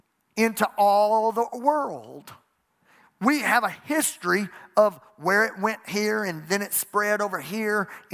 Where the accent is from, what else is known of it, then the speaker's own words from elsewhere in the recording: Louisiana, United States; I'm from Louisiana